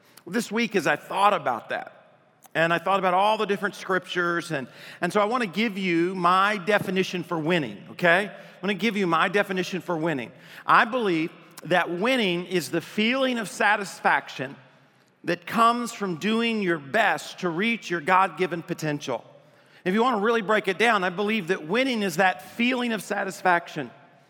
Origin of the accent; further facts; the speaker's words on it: Adrian, Michigan, United States; born there; also born or lived in Arkansas; I was born in Adrian, Michigan, and when I was born, my dad, I guess, talked my mom into naming me … my dad was from Arkansas. And when we moved to Arkansas